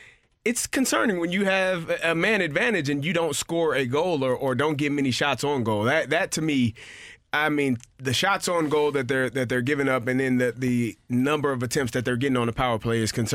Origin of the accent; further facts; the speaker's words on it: St. Louis, Missouri, United States; I'm from St. Louis.